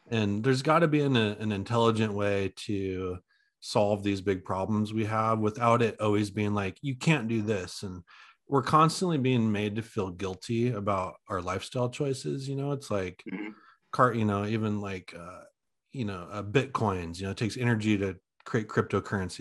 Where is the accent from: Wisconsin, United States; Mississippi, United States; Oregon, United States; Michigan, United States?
Oregon, United States; I'm from Oregon, so I know the area really well